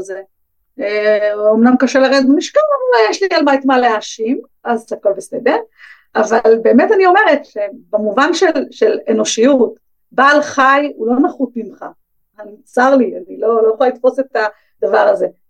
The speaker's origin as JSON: {"language": "Hebrew", "town": "Bnei Brak", "region": "Tel Aviv District", "country": "Israel", "tie": "born or raised there", "said": "גדלתי בבני ברק"}